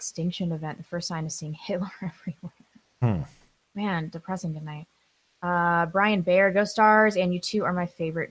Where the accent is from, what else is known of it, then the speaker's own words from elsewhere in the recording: Missouri, United States; I grew up in Missouri